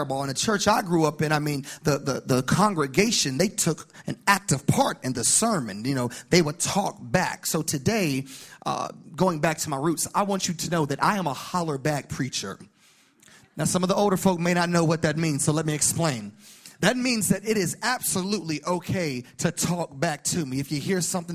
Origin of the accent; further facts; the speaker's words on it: North Carolina, United States; also born or lived in Dallas, Texas; now in Lafayette, United States; I grew up in North Carolina, but I've been in Dallas for quite a while, and my family just relocated to Lafayette, Louisiana